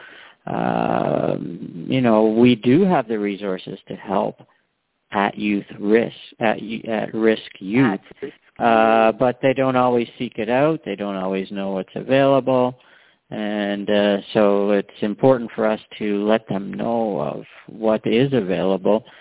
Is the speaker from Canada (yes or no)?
yes; Canada; I'm born and raised in Canada